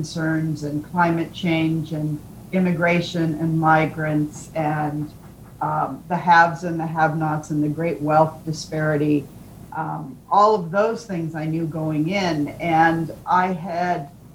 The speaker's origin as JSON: {"language": "English", "country": "United States", "said": "we Americans"}